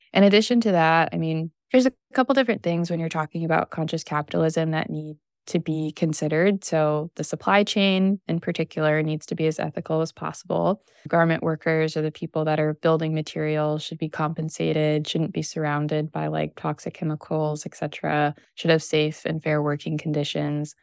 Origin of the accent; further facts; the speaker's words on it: Missouri, United States; now in Southern California, United States; coming from the Midwest, I grew up in Missouri